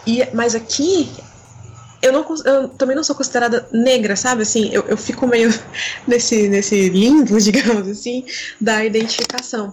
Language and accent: Portuguese; Northeast Region, Brazil; nós do, do, Nordeste, a gente também é, de certa forma, marginalizado